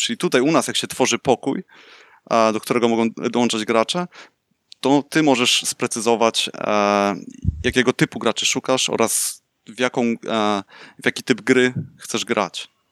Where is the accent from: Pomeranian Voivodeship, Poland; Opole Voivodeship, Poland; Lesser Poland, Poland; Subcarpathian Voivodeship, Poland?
Pomeranian Voivodeship, Poland; Słupsk; moved away as an adult; now in Netherlands; urodziłem się w Słupsku, od 4 lat e, mieszkam w Holandii